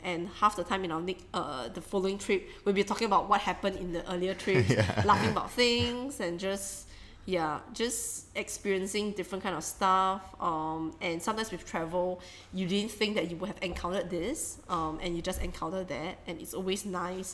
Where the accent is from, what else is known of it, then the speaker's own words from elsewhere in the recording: Singapore; accent: Singlish; learning about my Singlish